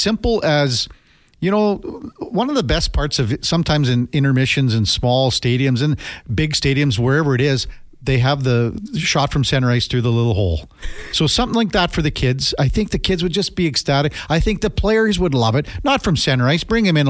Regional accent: Canada; I'm going to say I'm out just being a Canadian

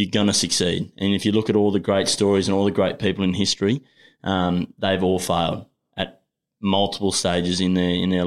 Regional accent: Australia; also born or lived in New Zealand; I've come from the bush.

